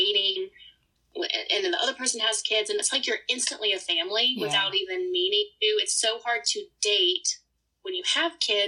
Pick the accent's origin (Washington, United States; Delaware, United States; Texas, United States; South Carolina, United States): South Carolina, United States; accent: Southern; moved away as an adult; my Southern accent